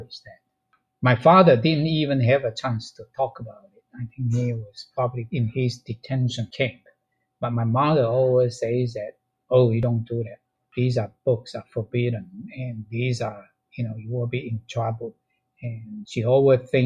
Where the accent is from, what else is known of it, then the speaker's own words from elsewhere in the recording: China; moved away; there's a teacher's training college in China, in my hometown, have a library